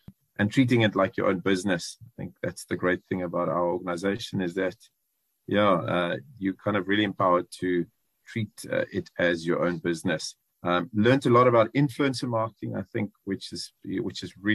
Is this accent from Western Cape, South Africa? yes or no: yes; George, Western Cape, South Africa; also born or lived in Johannesburg; I grew up in George, so a small town boy